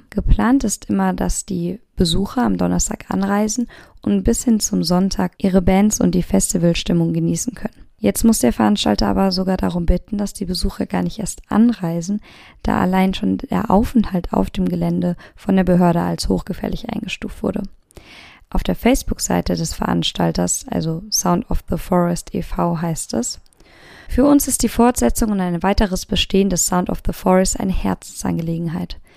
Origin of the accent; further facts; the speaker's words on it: Lampertheim, Hesse, Germany; Und in meiner Heimatstadt Lampertheim zum Beispiel gab es eigentlich in den letzten Jahren jährlich neue Weltmeister im Wassersport